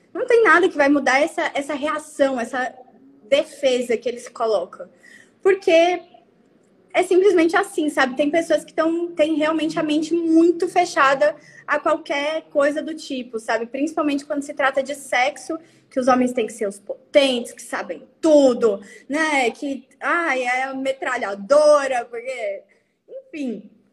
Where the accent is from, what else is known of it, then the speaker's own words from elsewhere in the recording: Araguaína, Tocantins, Brazil; somos de Araguaína, Tocantins, entendeu? Interior de Tocantins, não é nem a capital.